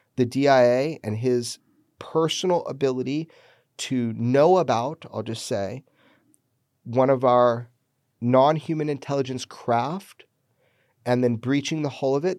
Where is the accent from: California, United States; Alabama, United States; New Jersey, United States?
California, United States; Pioneertown; my hometown, Pioneer Town